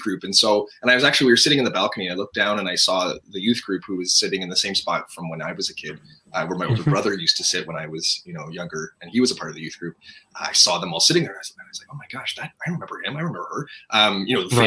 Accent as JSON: {"language": "English", "town": "Toronto", "region": "Ontario", "country": "Canada", "tie": "born or raised there", "also_born_or_lived": "Lynchburg, Virginia / Florida", "said": "I was born and raised in Toronto, Ontario, Canada"}